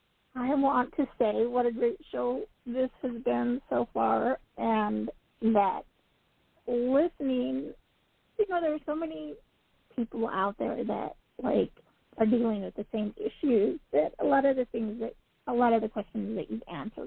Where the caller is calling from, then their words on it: Utah, United States; I'm calling from Utah.